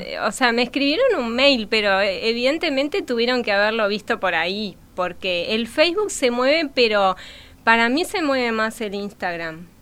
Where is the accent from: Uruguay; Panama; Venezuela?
Uruguay; Montevideo; nací acá en Montevideo.